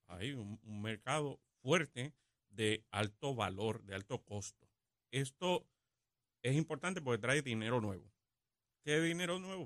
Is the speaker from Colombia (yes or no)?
no; Puerto Rico; los 3 millones de puertorriqueños que residimos eh, aquí como ciudadanos americanos